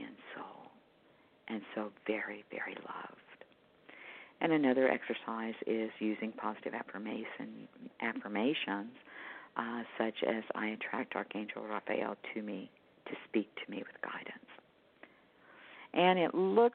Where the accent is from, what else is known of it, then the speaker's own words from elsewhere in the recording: Houston to Galveston, Texas area, United States; moved away; I've relocated back to my hometown where I was born and raised